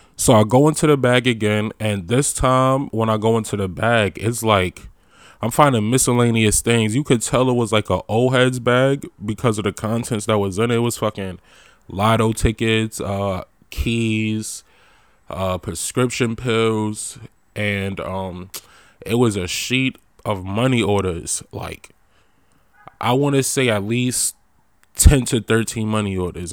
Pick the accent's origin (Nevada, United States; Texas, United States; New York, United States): New York, United States; moved away as an adult; also born or lived in DMV (Washington metropolitan area); I'm from New York.